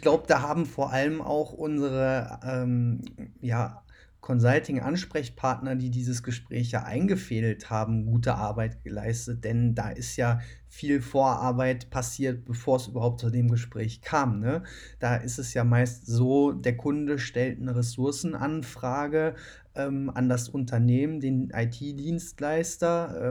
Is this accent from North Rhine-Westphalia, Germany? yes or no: yes; Cologne, North Rhine-Westphalia, Germany; Ich komme aber ja selbst aus Köln